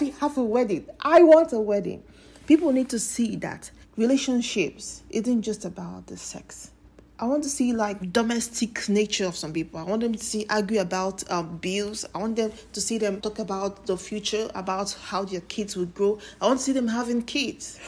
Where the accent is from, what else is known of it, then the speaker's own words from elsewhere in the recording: Nigeria; As a Nigerian